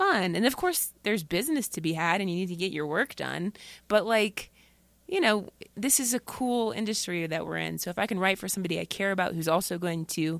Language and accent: English; Dayton, Ohio, United States; moved away; My family's in Dayton, Ohio